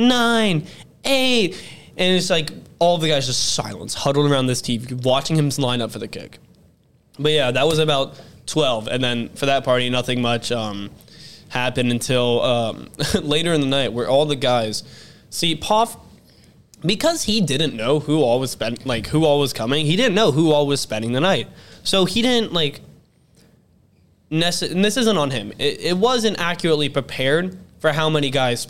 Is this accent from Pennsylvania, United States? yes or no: no; Ohio, United States; we are from Ohio